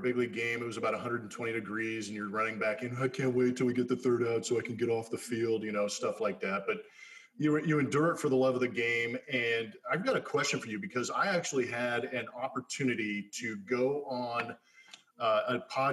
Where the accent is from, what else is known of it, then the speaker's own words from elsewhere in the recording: Inland Valley, Los Angeles, California, United States; I grew up in the Inland Valley of LA.